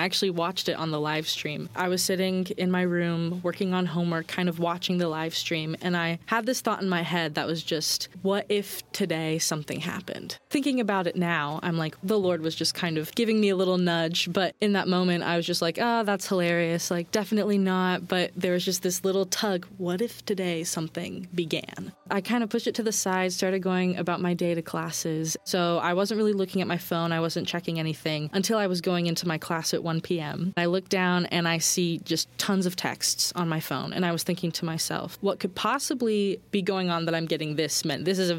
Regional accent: Wilmore, Kentucky, United States; I'm from Wilmore, Kentucky

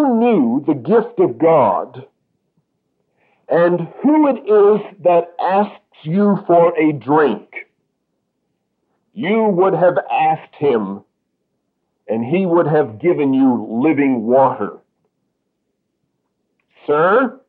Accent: Canada; I am a Canadian

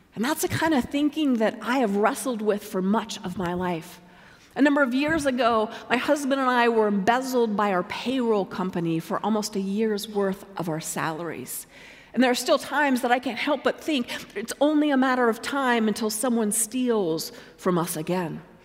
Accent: Colorado, United States; I was living in my home state of Colorado

